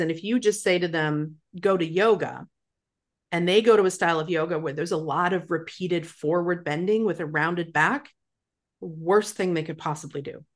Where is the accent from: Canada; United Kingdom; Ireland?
Canada; Calgary, Alberta; moved away as an adult; now in Victoria, Canada; when I moved to Victoria from Calgary, Alberta, which is where I'm from